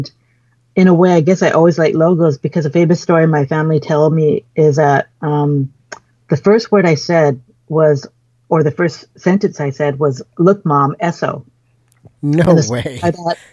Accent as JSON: {"language": "English", "town": "Vancouver", "region": "British Columbia", "country": "Canada", "tie": "born or raised there", "said": "when I was a toddler, we grew up down on Davie."}